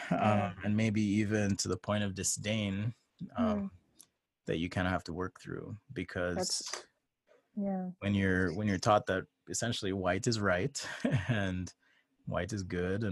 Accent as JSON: {"language": "English", "country": "Jamaica", "moved": "yes", "lives_now": "United States", "said": "I came from Jamaica"}